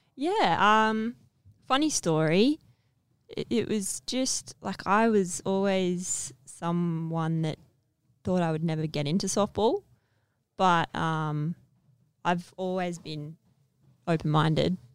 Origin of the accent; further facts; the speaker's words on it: Perth, Western Australia, Australia; So I grew up in Perth